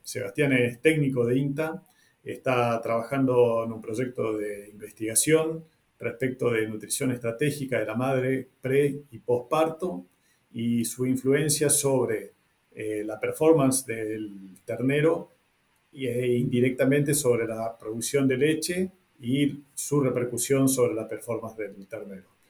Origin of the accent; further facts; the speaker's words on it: northern Argentina, Argentina; el norte de donde vengo yo